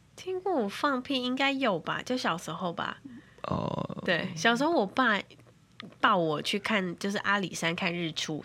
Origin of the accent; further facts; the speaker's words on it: Tainan, Taiwan; 我是台南人